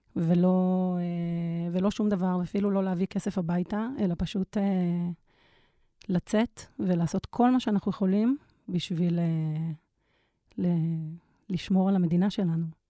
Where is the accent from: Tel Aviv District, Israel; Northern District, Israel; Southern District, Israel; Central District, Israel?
Tel Aviv District, Israel; Tel Aviv; אני גם מתל אביב